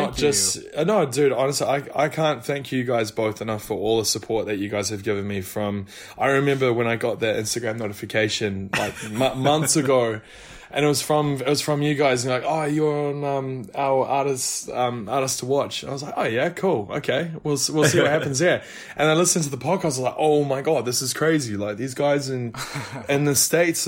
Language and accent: English; New Zealand; moved away; So I'm actually from New Zealand